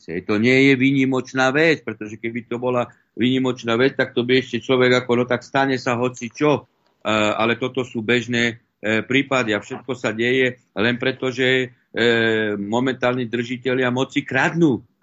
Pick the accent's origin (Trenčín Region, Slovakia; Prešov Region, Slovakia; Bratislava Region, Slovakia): Prešov Region, Slovakia; Podtatry; ja mám v podstate všetkých príbuzných, aj manželka a e, na východnom Slovensku, my sme z Podtatier, ale teda to už je e, východ a viem, ako ľudia tam žijú.